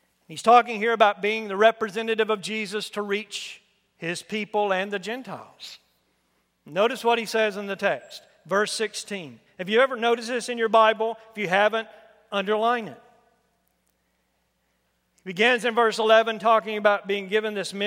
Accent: United States; I'm an American born here by God's will

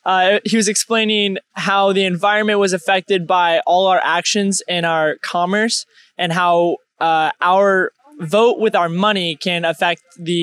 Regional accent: Missouri, United States; now in Loomis, United States; I'm originally from Missouri, but I live here in Loomis, California.

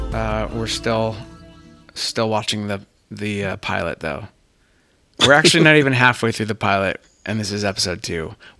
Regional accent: Southern California, United States; I grew up in Southern California in like the mid-90s

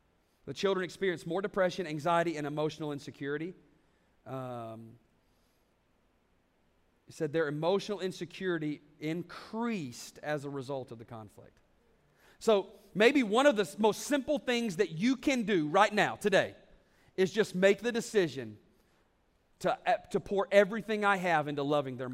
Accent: the South, United States; I'm from the South

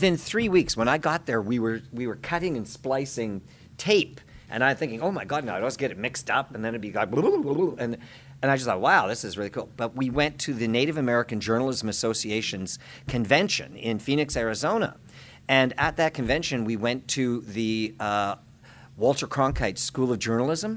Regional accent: Fort William First Nation, Ontario, Canada; now in Toronto, Canada; I'm from Fort William First Nation, where I keep a home

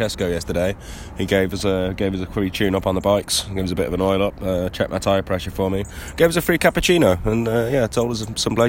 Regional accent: England, United Kingdom; I'm from England, so obviously I do.

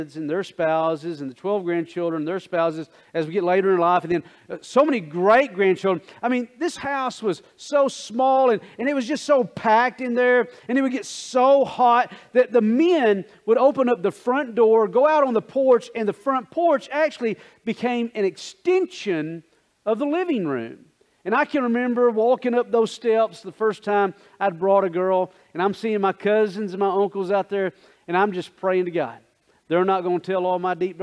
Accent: Coldwater, United States; I grew up in Coldwater

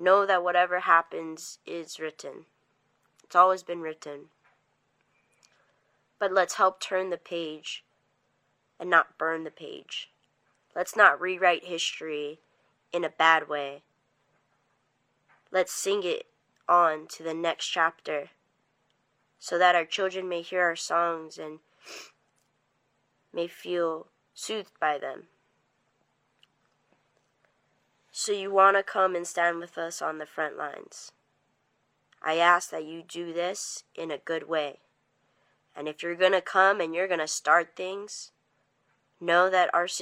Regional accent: Native Hawaiian, United States; I'm not Native American, but I am Native Hawaiian

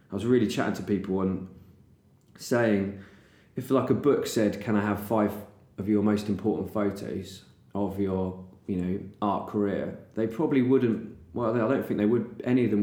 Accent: England, United Kingdom; I'm English

